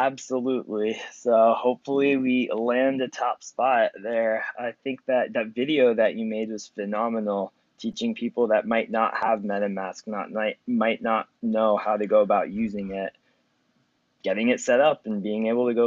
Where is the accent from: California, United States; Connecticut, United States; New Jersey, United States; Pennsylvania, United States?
Pennsylvania, United States; Philadelphia; so I'm from Philly, right?